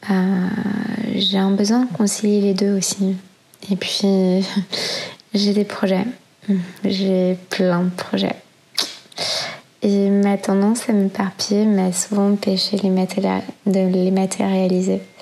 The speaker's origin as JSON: {"language": "French", "town": "Brussels", "region": "Brussels-Capital Region", "country": "Belgium", "tie": "born there", "said": "j'ai 32 ans et je suis née à Bruxelles."}